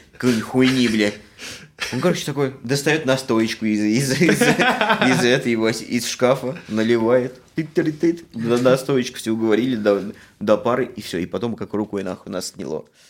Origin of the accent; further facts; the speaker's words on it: Samara, Samara Oblast, Russia; moved away as an adult; now in Canada; я жил в Самаре, я из Самары